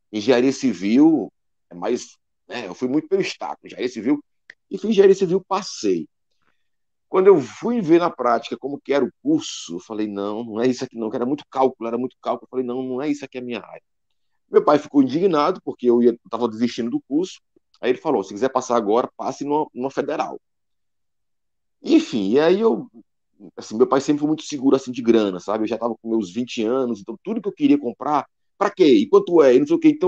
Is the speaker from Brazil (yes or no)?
yes; Juazeiro do Norte, Ceará, Brazil; now in Fortaleza, Brazil; eu sou de Juazeiro do Norte, por isso …, que acho que boa parte dos que nascem aqui